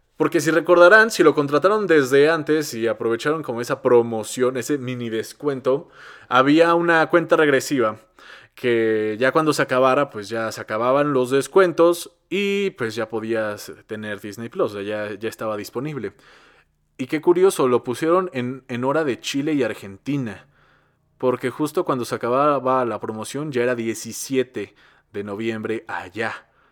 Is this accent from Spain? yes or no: no; Mexico; no éramos tantos mexicanos como somos ahora